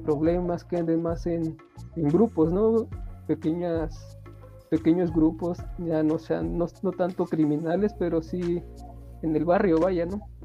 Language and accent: Spanish; State of Mexico, Mexico; no vivo ahí, soy del Estado de México